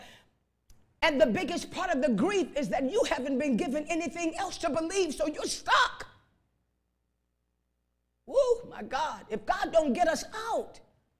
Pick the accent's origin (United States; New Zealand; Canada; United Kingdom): United States; Chicago, Illinois; I was raised up in Chicago on the west side.